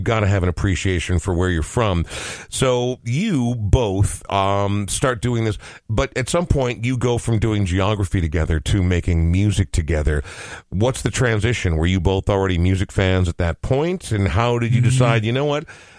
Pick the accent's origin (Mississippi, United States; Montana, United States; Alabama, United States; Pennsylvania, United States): Montana, United States; So growing up in Montana, you know, I have friends who now call Montana home